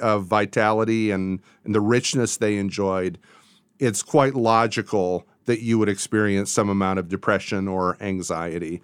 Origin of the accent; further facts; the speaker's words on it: Portage, Michigan, United States; moved away as an adult; also born or lived in Virginia / California / Kalamazoo, Michigan; now in Nashville, United States; I grew up in Portage, um, moved to Virginia, then later to California for graduate school